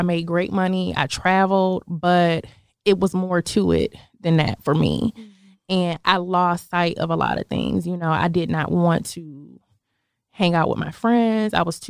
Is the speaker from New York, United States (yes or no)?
yes; Buffalo, New York, United States; moved away as an adult; now in Atlanta, United States; I'm originally from Buffalo, New York. It's a smaller, I don't want to say small, but it's a smaller city close to Canada, actually.